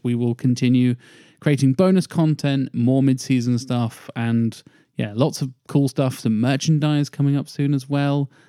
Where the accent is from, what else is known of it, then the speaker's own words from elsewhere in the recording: United Kingdom; we're British